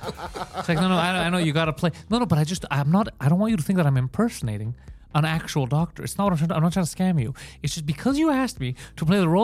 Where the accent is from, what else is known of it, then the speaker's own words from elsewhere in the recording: Canada; as a Canadian.